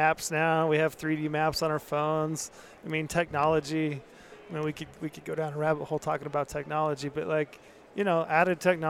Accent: Utah, United States; growing up in Utah

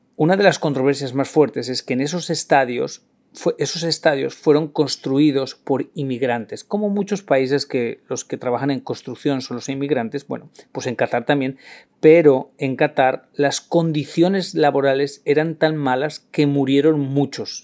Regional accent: Spain; soy la vergüenza de España

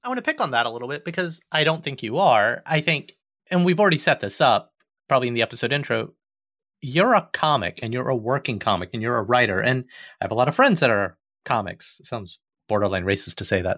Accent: Alabama, United States; I'm an Indian kid, born and raised in Alabama and the suburbs

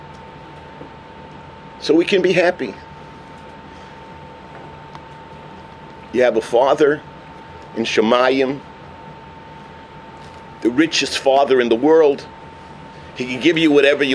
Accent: New York, United States; moved away; I come from New York where the cashier doesn't even talk to you

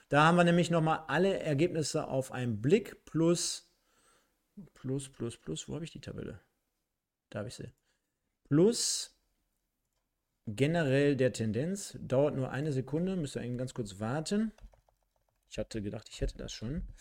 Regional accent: East Germany, Germany; ich als Ossi

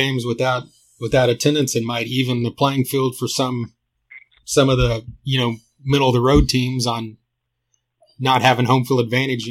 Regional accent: Oklahoma, United States; we're from Oklahoma.

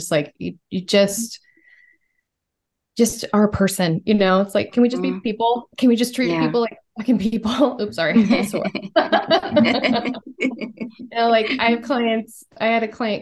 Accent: Portland, Oregon, United States; also born or lived in San Francisco; now in Portland, United States; I grew up in Portland, but I was homeschooled in Portland. So I had a pretty sheltered, like young childhood in Portland. And then my parents moved us out to Eastern Oregon

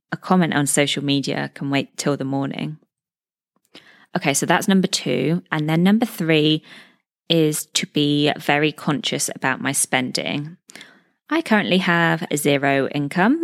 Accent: United Kingdom; moved away as an adult; now in Dubai, United Arab Emirates; I'm a British expat living in Dubai, U

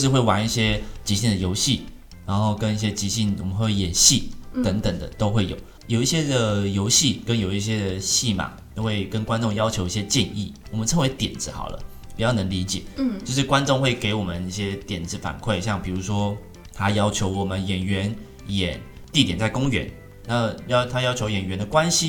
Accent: Taiwan; 我们台湾不是自己自创

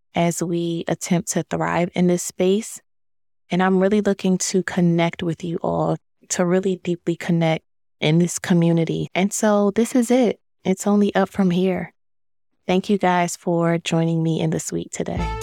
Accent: Philadelphia, Pennsylvania, United States; moved away as an adult; also born or lived in DMV (Washington, D.C. area); now in Washington, D.C. area, United States; I am originally from Philadelphia

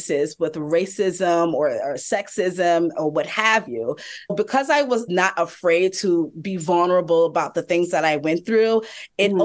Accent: Hampton, Virginia, United States; also born or lived in New York City; now in Atlanta, United States; I am originally from Hampton, Virginia, and I lived in New York City for about 16 years

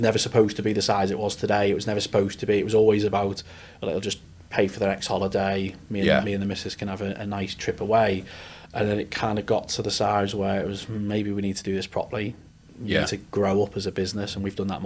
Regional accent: Liverpool, North West England, United Kingdom; moved away as an adult; also born or lived in Newcastle; now in Leeds, United Kingdom; I am a Scouser by trade. Left Liverpool a long time ago. Went up to Newcastle for university

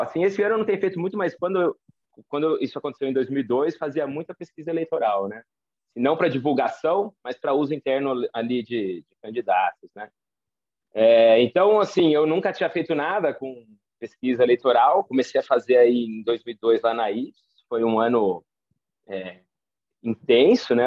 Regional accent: Campinas, São Paulo, Brazil; eu nasci no Centro Médico de Campinas

